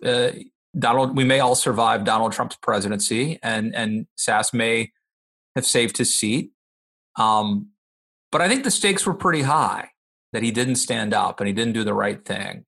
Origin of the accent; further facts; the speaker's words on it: Maryland, United States; my home state of Maryland